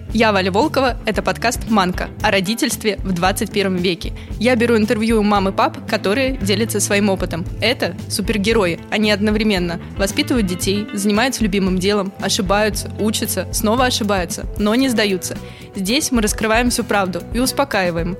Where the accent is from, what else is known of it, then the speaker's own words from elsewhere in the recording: Buryatia, Russia; Это все было в Бурятии, откуда я родом